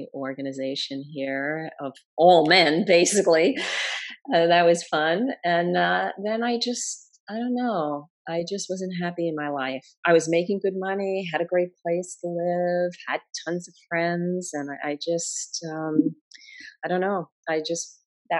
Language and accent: English; New York, United States; I'm a New Yorker